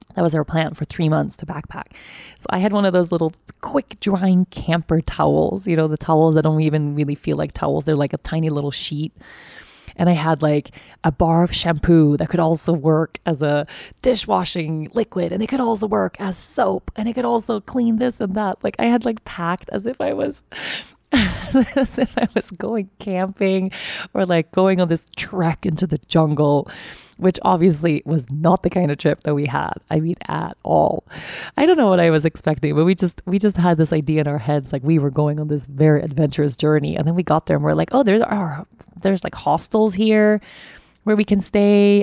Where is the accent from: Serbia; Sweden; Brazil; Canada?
Sweden; moved away as an adult; also born or lived in Costa Rica; now in Aruba; I'm moving back to my home country